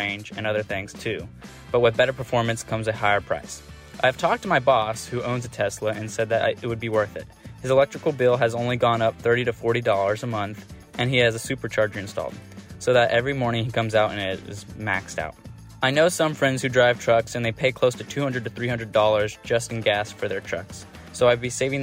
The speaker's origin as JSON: {"language": "English", "town": "Columbus", "region": "Ohio", "country": "United States", "said": "I'm from Columbus, Ohio."}